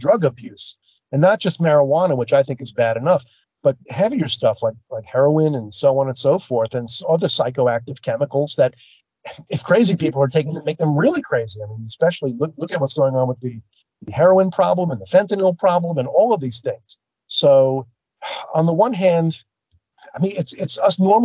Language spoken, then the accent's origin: English; New York City, New York, United States; I'm from New York City